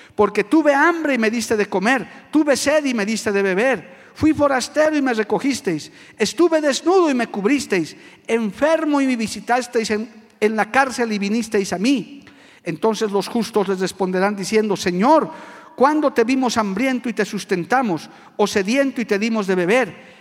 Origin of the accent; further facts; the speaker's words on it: Bolivia; como bolivianos